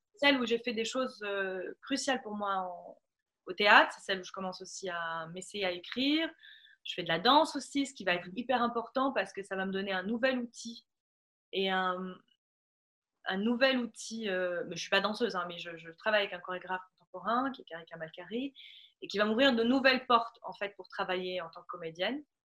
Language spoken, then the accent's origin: French; Tunisia; moved away as an adult; revenir en Tunisie et pouvoir dire voilà, ah oui, si, si, je, je suis tunisienne amplement